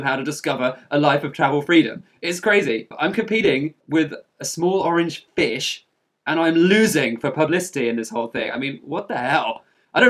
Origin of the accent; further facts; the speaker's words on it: England, United Kingdom; moved away as an adult; also born or lived in Australia; I was traveling since I left England in 2008. I haven't really stopped traveling because I haven't been back and lived in my home country for any specific length of time